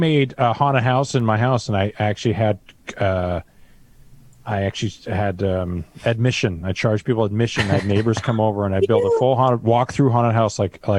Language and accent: English; Canada; now in Southern California, United States; I grew up in Canada.